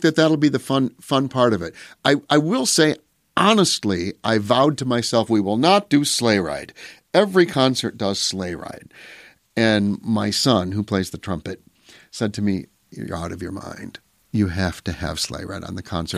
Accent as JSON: {"language": "English", "town": "Pecatonica", "region": "Illinois", "country": "United States", "tie": "born or raised there", "said": "I grew up in Pecatonica playing the organ for church"}